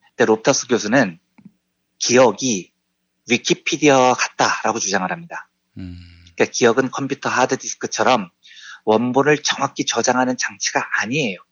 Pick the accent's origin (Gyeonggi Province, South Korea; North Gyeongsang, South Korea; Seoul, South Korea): Seoul, South Korea; also born or lived in Yeongnam; 평생 자란 곳이 서울 강남구 역삼동이에요. 저는 서울 사람입니다